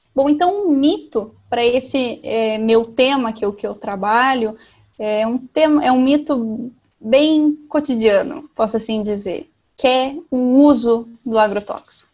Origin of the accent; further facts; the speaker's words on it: Salgado Filho, Paraná, Brazil; eu sou do Paraná, sou de Salgado Filho, uma cidade de 3.500 habitantes do sudoeste do Paraná